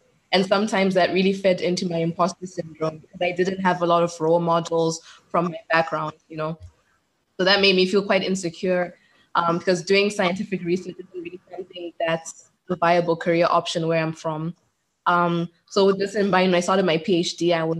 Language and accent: English; Zimbabwe; also born or lived in Botswana / Cyprus / Netherlands; I'm originally from Zimbabwe. That's where I was born. But I spent most of my childhood in Botswana, actually, and then my high school years in Zimbabwe.